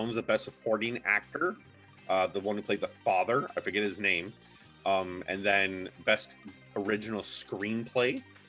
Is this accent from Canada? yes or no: yes; Canada; we're Canadian